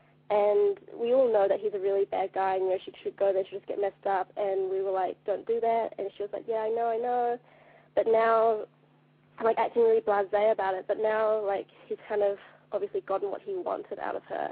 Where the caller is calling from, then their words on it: New Zealand; I'm calling from New Zealand